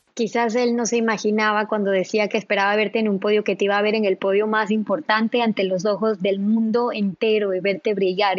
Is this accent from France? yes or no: no; Ecuador; nosotras como ecuatorianas